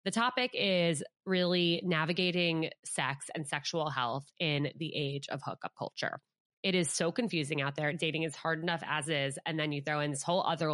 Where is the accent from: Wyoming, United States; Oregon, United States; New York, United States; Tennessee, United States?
New York, United States; Westchester; Alyssa from my hometown in Westchester, New York. We grew up together.